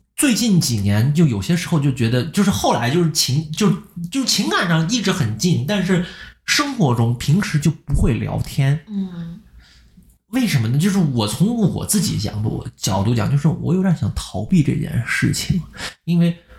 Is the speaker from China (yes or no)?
yes; China; moved away; 我国内的朋友，我国内， 我在中国最好，我现在剩下的最好两个朋友